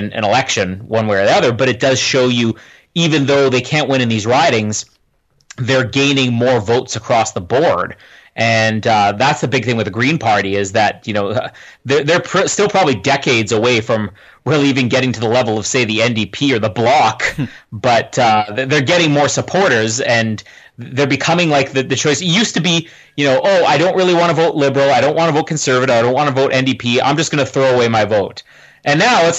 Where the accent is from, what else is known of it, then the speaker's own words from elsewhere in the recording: Canada; if you live in Canada